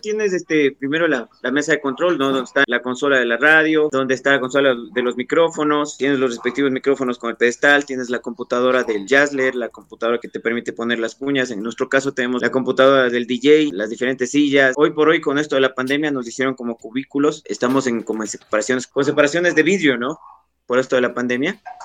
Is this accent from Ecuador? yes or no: yes; Pelileo, Tungurahua, Ecuador; yo soy de Pelileo, acá en Tunguragua